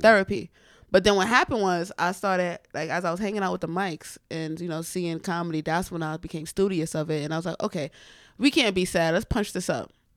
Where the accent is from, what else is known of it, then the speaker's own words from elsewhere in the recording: New York City, New York, United States; I grew up in the Bronx, but my family's from Florence, South Carolina.